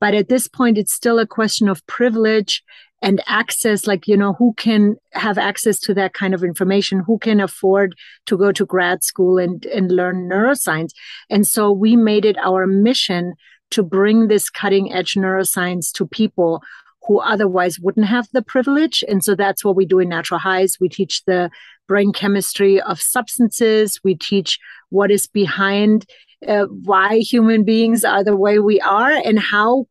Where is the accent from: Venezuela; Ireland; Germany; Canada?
Germany; now in Boulder, United States; When I was a teen growing up in Germany